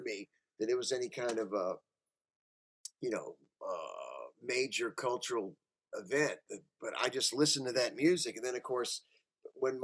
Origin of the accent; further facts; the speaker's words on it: Kentucky, United States; moved away as an adult; also born or lived in Los Angeles, California; I grew up in Kentucky